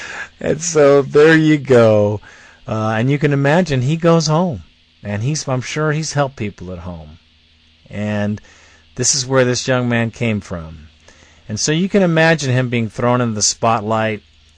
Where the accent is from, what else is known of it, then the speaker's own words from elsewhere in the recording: Montgomery, Alabama, United States; born there; I read this article and was blown away because I was born in Montgomery, Alabama. And we were very poor service people.